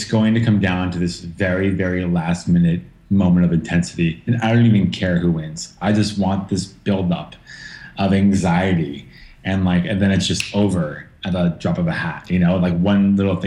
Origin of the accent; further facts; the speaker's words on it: New Jersey, United States; I'm not from Pittsburgh. I'm from New Jersey